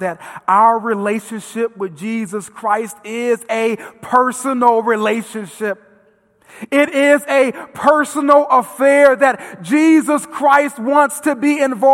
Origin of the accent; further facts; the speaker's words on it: Vernon Hills, Illinois, United States; I grew up in Vernon Hills